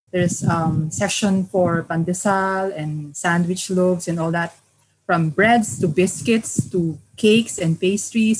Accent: Manila, Metro Manila, Philippines; I grew up in Manila as well

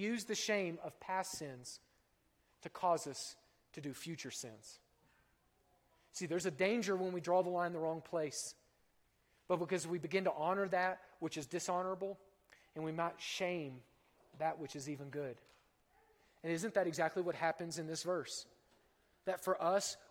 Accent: Oklahoma, United States; I'm from Oklahoma

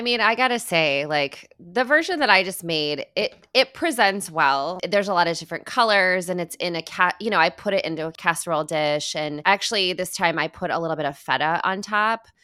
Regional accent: Midwest, United States; moved away; As a Midwesterner at birth, and, you know, half of my heart, is Midwestern

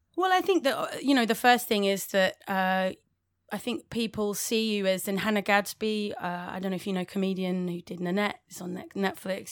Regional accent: London, United Kingdom; accent: English

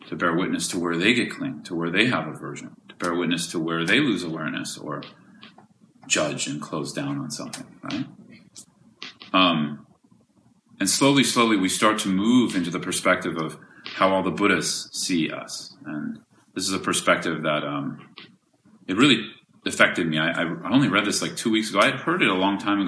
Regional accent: California, United States; I'm from California

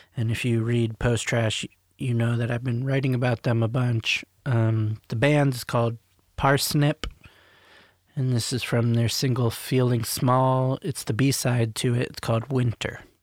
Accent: Maryland, United States; I grew up in Maryland, like outside of DC

